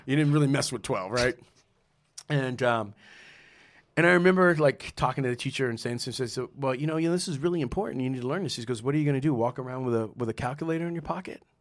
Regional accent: San Antonio, Texas, United States; also born or lived in Trenton, New Jersey; now in New York, United States; growing up in San Antonio

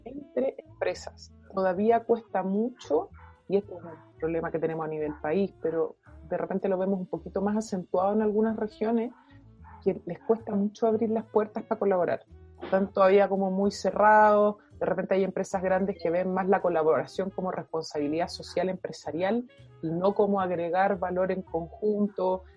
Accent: Chile; nosotros hoy día como chilenos

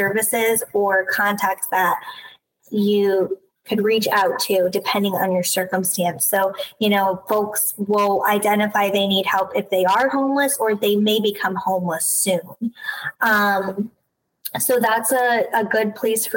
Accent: Chatham, New York, United States; I'm from the Hudson Valley, so not far. I grew up in a little town called Chatham, New York

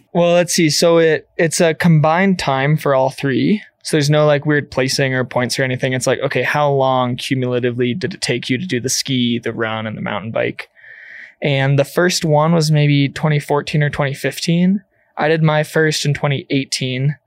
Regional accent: Illinois, United States; moved away as an adult; now in Gunnison Valley, United States; I was still in high school as a senior, and I came out to Colorado from Illinois

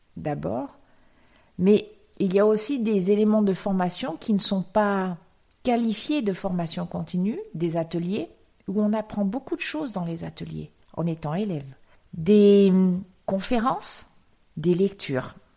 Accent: France; en tant que Français

